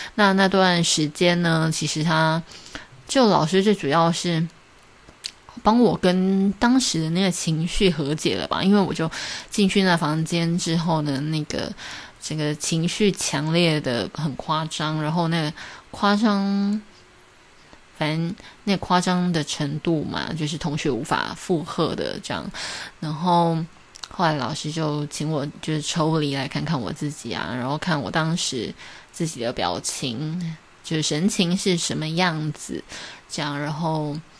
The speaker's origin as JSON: {"language": "Chinese", "country": "Taiwan", "said": "对于我一个台湾人来讲"}